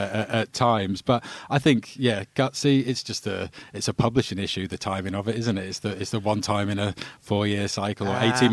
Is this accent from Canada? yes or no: no; England, United Kingdom; as an Englishman